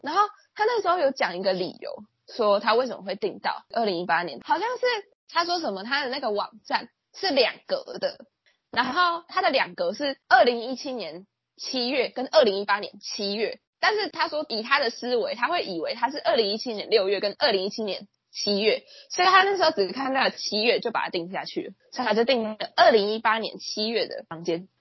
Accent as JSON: {"language": "Chinese", "country": "Taiwan", "said": "我们台湾人的习惯是"}